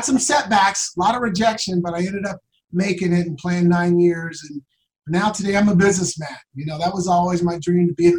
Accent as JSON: {"language": "English", "town": "Portland", "region": "Oregon", "country": "United States", "tie": "born or raised there", "moved": "yes", "lives_now": "Scottsdale, United States", "said": "I'm from Portland, Oregon, born and raised in Portland, Oregon. I now live in sunny Scottsdale, Arizona."}